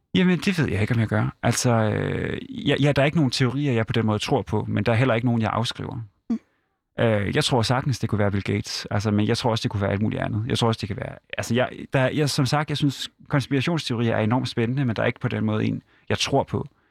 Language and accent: Danish; Hirtshals, North Denmark Region, Denmark; et godt hjem op i Vendsyssel